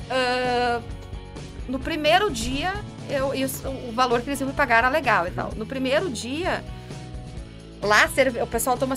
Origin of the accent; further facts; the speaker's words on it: Brazil; moved away as an adult; now in Portugal; eu sou brasileira